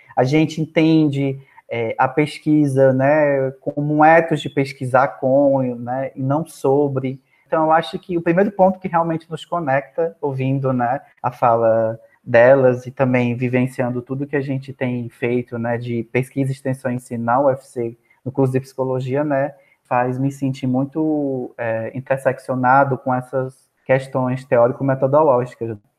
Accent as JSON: {"language": "Portuguese", "town": "Juazeiro do Norte", "region": "Ceará", "country": "Brazil", "moved": "yes", "lives_now": "Fortaleza, Brazil", "said": "E sou do Cariri, então o Cariri é uma região do interior do estado do Ceará, né? Sou de Juazeiro do Norte mas atualmente resido né, na cidade de Fortaleza"}